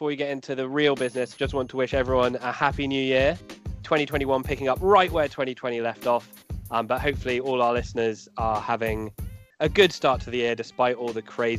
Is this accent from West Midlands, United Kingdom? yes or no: no; South Devon, South West England, United Kingdom; we're both from South Devon. Torquay United is our local club.